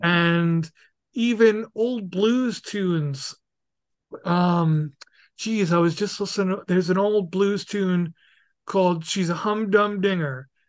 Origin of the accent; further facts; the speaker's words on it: New York City, New York, United States; moved away; I'm very happy to be from there, and have yeah. grown up there